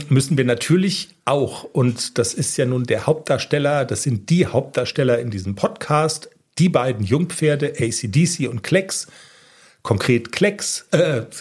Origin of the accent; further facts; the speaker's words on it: Bavaria, Germany; es könnte sein, dass es mit dem Hochdeutsch so ein bisschen hapert. Ich komme nämlich aus Niederbayern.